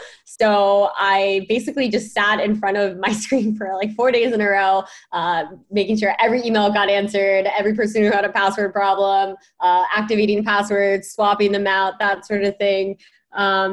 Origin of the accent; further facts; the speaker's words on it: East Coast, United States; I grew up on the East Coast